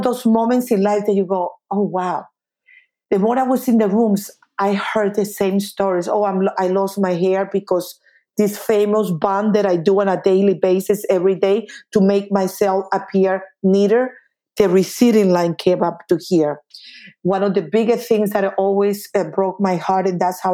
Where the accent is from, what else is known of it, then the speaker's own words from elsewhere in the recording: Colombia; moved away; I'm original from Colombia